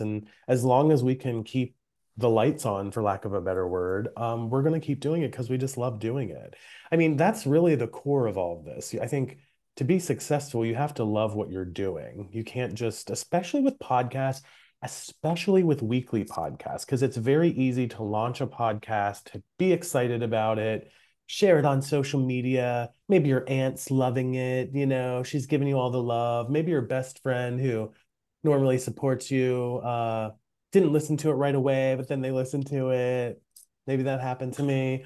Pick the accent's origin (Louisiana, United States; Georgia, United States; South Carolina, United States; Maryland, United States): Maryland, United States; I'm from Maryland.